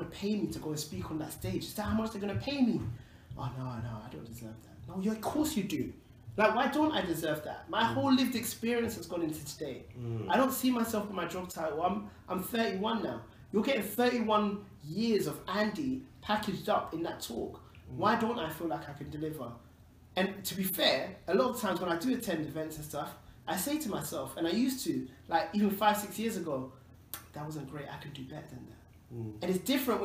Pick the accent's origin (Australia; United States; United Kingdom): United Kingdom; London; I grew up in Tottenham